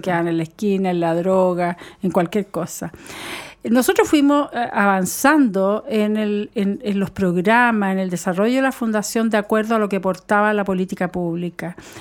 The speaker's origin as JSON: {"language": "Spanish", "country": "Chile", "said": "los niños en mi país"}